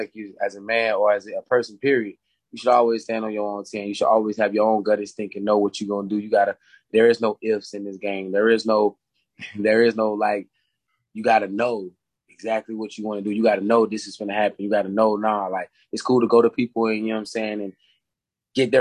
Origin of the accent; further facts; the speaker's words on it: Jacksonville, Florida, United States; growing up in Duval County